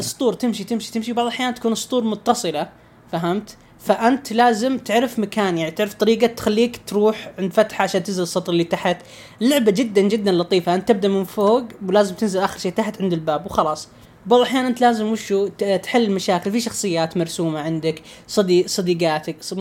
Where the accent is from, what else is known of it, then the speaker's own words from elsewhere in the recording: Saudi Arabia; عندنا في السعوديه